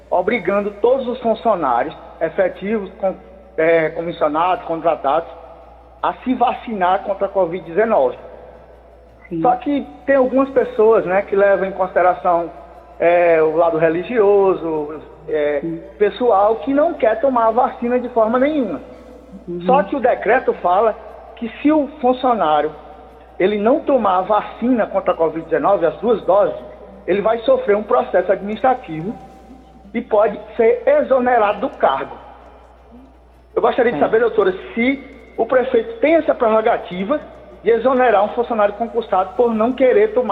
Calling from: Macau, Rio Grande do Norte, Brazil; Eu sou aqui de Macau, no Rio Grande do Norte.

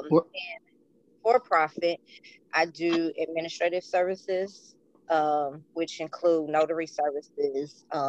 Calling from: Kansas City, Missouri, United States; I'm in Kansas City, Missouri.

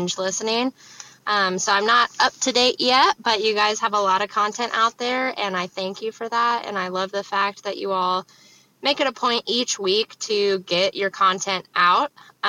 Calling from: Kansas, United States; I'm from Kansas.

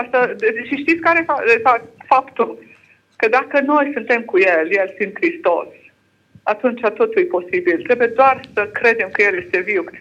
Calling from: Lincoln, East Midlands, United Kingdom; Uh, sunt din Anglia, acum sunt în Anglia.

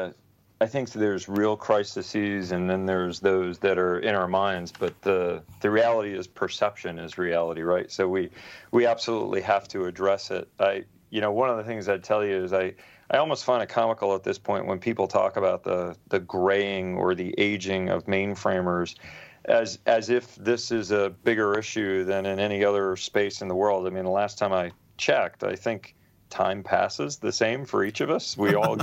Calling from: Islandia, New York, United States; I'm actually sitting in Islandia in New York

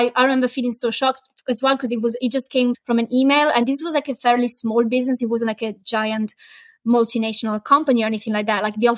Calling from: Chester, North West England, United Kingdom; So I'm based in Chester, which is a tiny Roman town in the north of England.

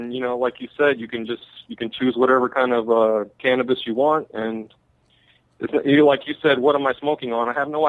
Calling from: Florida, United States; Hey, man, I'm just calling from Florida over here.

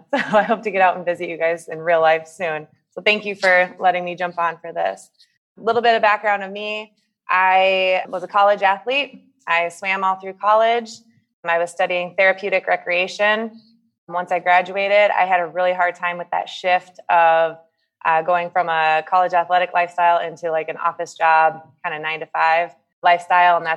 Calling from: United States; also born or lived in Kuwait; yeah, I'm joining from the States. I um, spent the last five years of my life living in Kuwait as part of the team that helped set up Circuit Plus, uh, and all those facilities over there.

